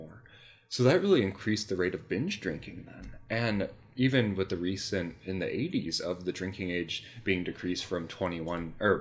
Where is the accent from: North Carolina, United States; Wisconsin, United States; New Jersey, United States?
Wisconsin, United States; Milwaukee; I'm from Milwaukee